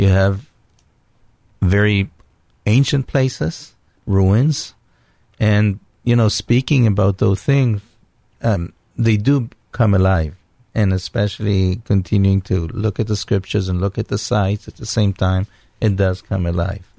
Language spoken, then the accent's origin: English; Israel; Yes, I was born in Israel, born and raised in Israel